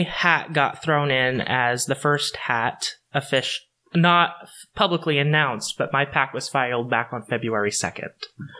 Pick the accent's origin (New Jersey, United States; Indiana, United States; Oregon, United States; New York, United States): Oregon, United States; Hood River; I grew up in Hood River, and then I moved further east into true Eastern Oregon. My family has been involved in Oregon since its founding.